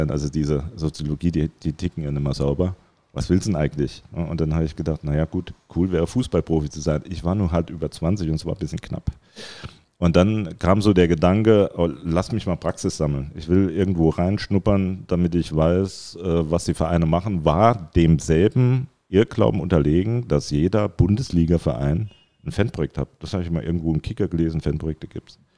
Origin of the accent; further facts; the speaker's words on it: Saarland, Germany; als Saarländer, ich bin absoluter Saarländer, wie viele Saarländer Saarländer sind